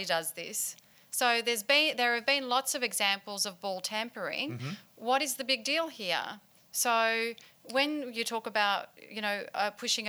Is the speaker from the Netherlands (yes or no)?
no; Australia; are we all affronted as an Australian culture